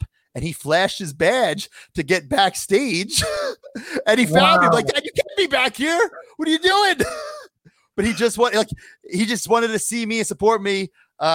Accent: Long Island, New York, United States; my hometown, Long Island

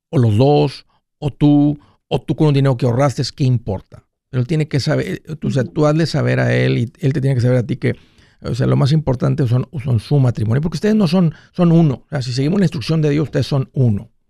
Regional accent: Guerrero, Mexico; now in United States; compramos unos terrenos allá de donde soy de Guerrero este

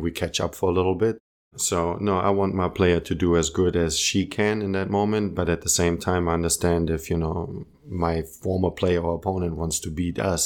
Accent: Munich, Bavaria, Germany; English is a second language; also born or lived in Croatia; I was born in Munich. You know, raised in Munich.

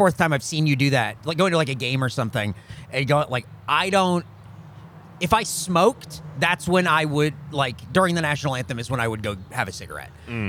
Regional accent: San Diego, California, United States; now in Austin, United States; That was San Diego in the 90s. Growing up there

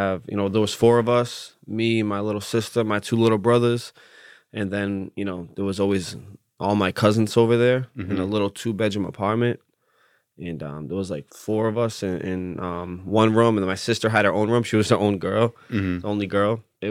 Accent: Lowell, Massachusetts, United States; I grew up in Lowell, Massachusetts.

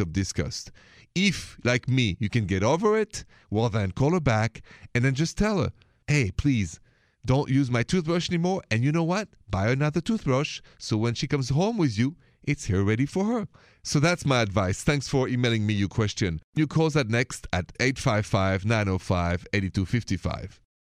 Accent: France; accent: French; English is a second language; now in United States; I'm from France.

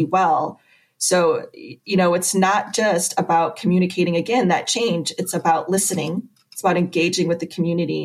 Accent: Bay City, Michigan, United States; now in Nashville, Tennessee, United States; I actually grew up in mid Michigan.

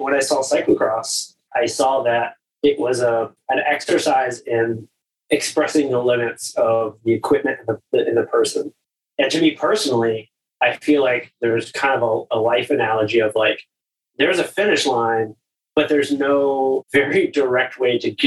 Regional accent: Florida, United States; I'm from Florida, so there's not a ton of cross racing or cross culture there

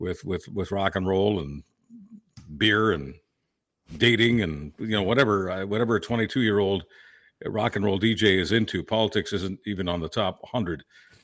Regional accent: Mount Royal, Quebec, Canada; also born or lived in Toronto / Hamilton; because Pierre Trudeau was my MP, the riding that I grew up in Mount Royal. And so I moved to Toronto, Hamilton, a bunch of places in Southern Ontario.

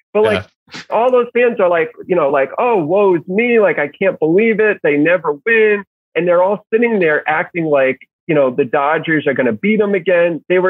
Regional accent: Connecticut, United States; I grew up in Connecticut. In Connecticut, it was like split Boston, New York. So I was mostly New York.

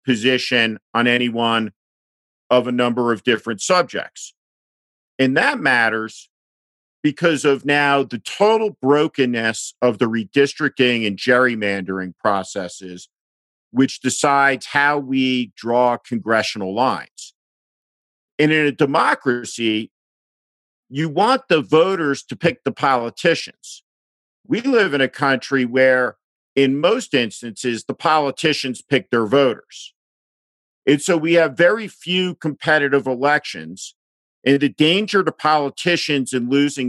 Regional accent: New Jersey, United States; I grew up in New Jersey

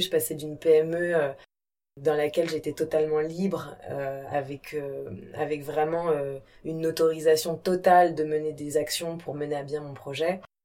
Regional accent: Brittany, France; also born or lived in India; Moi, je suis bretonne. J'ai des origines siciliennes et kabyles

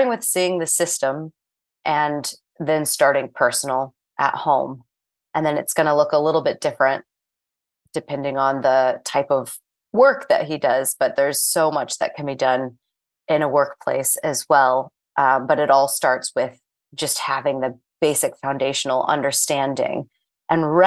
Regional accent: St. Louis, Missouri, United States; moved away as an adult; also born or lived in Florida / New York City; I am originally from St. Louis, Missouri

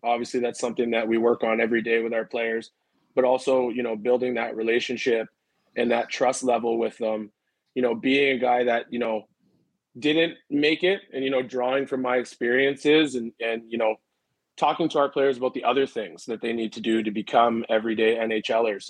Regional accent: Richmond Hill, Ontario, Canada; also born or lived in Toronto; started playing house league in Richmond Hill

